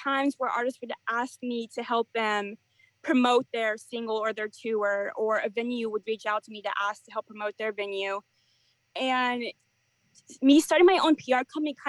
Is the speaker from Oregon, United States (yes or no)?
yes; Portland, Oregon, United States; now in Nashville, United States; I live in Nashville, Tennessee. I'm originally from Portland, Oregon